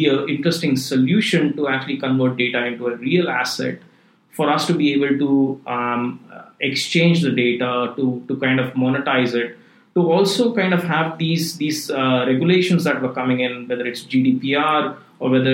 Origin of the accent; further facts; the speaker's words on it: India; moved away as an adult; also born or lived in Switzerland / London; now in Singapore; I grew up in India, you know, did my undergrad in computer science, and then went to EPFL in Switzerland